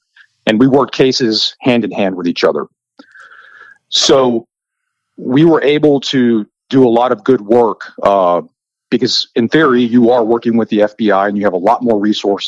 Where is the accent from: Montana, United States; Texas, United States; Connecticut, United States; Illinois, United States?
Texas, United States; I am from Texas.